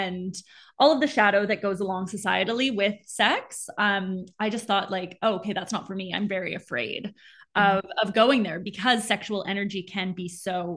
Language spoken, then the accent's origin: English; Montreal, Quebec, Canada; also born or lived in Southern Africa / Peru; now in Vancouver, Canada; I grew up in Montreal. That's where I'm originally from. I live in Vancouver now, but I was born and raised in Montreal.